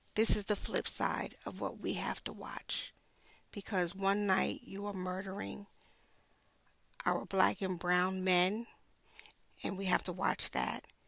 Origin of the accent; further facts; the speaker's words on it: New York City, New York, United States; I grew up in Brooklyn